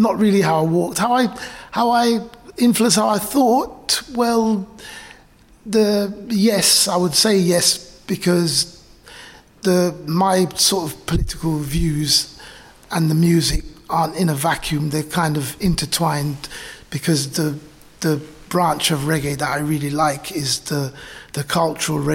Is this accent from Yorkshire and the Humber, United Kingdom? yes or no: no; London, United Kingdom; I was born when my parents were living in the borough, and I grew up in Brent.